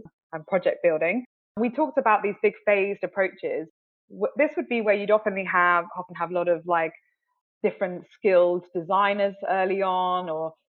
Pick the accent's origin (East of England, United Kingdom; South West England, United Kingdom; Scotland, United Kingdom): South West England, United Kingdom; the West Country, near Bath; moved away as an adult; now in London, United Kingdom; I grew up in the West Country, down near Bath, very idyllic, very beautiful